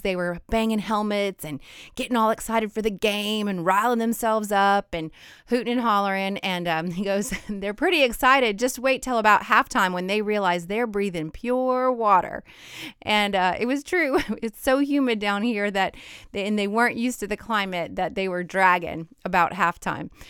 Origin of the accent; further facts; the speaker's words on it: Idaho, United States; moved away; also born or lived in Lake Charles, Louisiana; I'm from Idaho originally